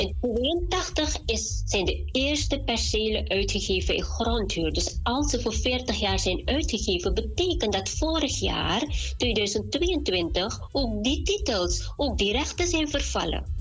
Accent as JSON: {"language": "Dutch", "country": "Suriname", "moved": "yes", "said": "wij als Surinamers, als Mans, ook als we naar Suriname terug gaan"}